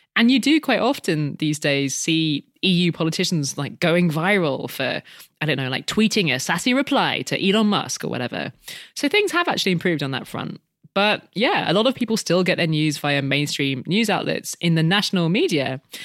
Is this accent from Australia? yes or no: no; United Kingdom; When we were growing up in Britain